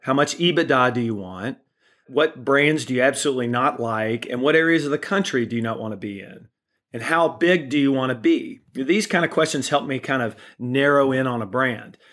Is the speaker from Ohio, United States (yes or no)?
no; Kentucky, United States; moved away; I'm originally from Kentucky